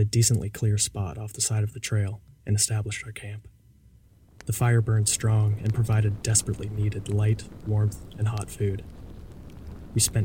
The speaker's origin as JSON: {"language": "English", "town": "Fredericksburg", "region": "Virginia", "country": "United States", "tie": "born or raised there", "moved": "yes", "said": "Fredericksburg, Virginia, my hometown"}